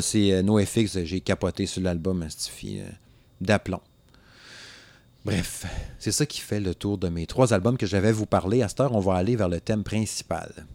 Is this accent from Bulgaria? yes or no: no; Saguenay, Quebec, Canada; je viens du Saguenay